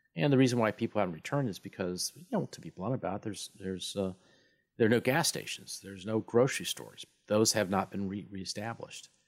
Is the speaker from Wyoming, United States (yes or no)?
yes; Wyoming, United States; I'm from Wyoming